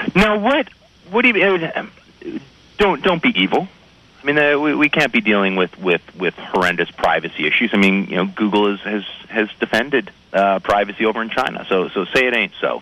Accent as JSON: {"language": "English", "country": "Canada", "said": "I am Canadian"}